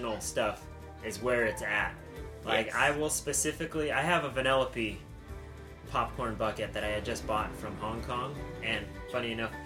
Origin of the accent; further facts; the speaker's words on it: United States; we're American